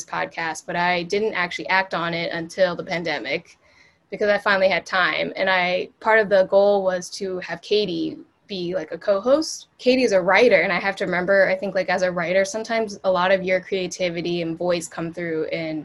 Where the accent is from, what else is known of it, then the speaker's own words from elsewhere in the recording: D.C., District of Columbia, United States; moved away as an adult; also born or lived in Ningbo, China; now in New York City, United States; I grew up near Washington, D.C.